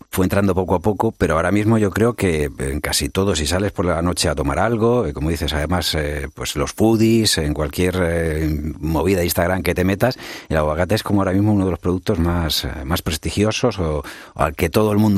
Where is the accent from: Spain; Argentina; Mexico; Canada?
Spain; yo soy muy, muy español